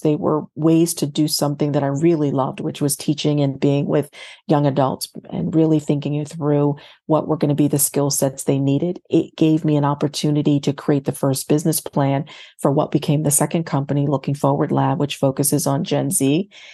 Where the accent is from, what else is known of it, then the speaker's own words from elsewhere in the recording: Fayetteville, North Carolina, United States; moved away as an adult; also born or lived in New Jersey / Boston/Cambridge, Massachusetts / Berkeley, California / Ohio; now in Baltimore, United States; I'm originally from North Carolina, as I know that you are, and I was, uh, born in Fayetteville, North Carolina, Uh, and, uh, but, but spent my growing up between North Carolina and, and New Jersey